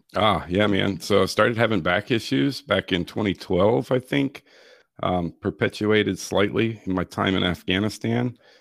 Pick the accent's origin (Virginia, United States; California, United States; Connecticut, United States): Virginia, United States; Virginia Beach; now in Florida, United States; I grew up in the Chesapeake, Virginia Beach area of Virginia.